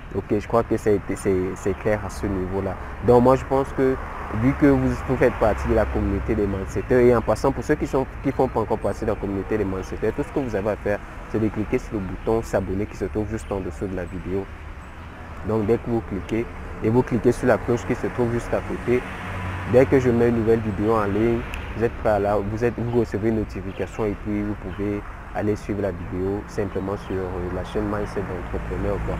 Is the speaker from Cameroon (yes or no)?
yes; Cameroon; je suis camerounais